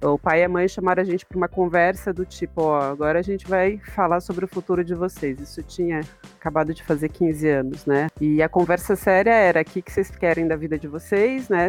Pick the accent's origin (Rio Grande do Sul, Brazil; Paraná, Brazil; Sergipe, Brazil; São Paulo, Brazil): São Paulo, Brazil; Analândia; moved away as an adult; now in Curitiba, Brazil; E eu fiquei em Analândia até os 18 anos, né? Então, a minha infância e adolescência aí foi em Analândia